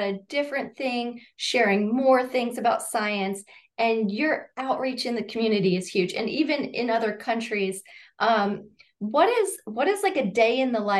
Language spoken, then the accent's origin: English; Ohio, United States; I grew up in Ohio.